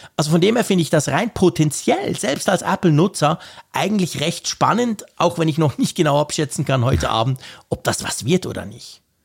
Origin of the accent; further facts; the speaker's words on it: Switzerland; als Schweizer